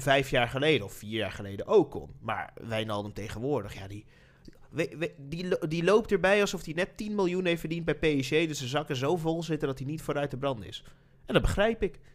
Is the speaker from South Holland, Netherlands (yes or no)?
no; Nijmegen, Gelderland, Netherlands; We komen uit Nijmegen natuurlijk, dus zitten we in Nijmegen